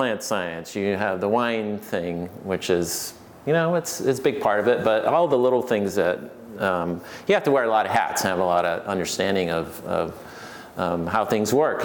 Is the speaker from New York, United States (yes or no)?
yes; Finger Lakes, New York, United States; moved away as an adult; also born or lived in Asheville, North Carolina / Virginia / California; originally I was from the Finger Lakes and well, there's a big wine region up there